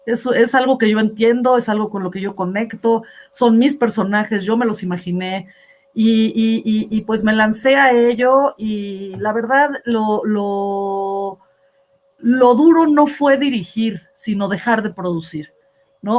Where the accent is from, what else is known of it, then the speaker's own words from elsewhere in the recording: Mexico; somos los mexicanos